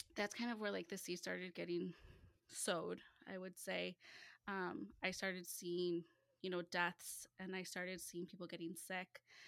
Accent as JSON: {"language": "English", "area": "Chicagoland area, northwest suburbs of Chicago", "region": "Illinois", "country": "United States", "said": "I am from the Chicagoland area, so the northwest suburbs of Chicago"}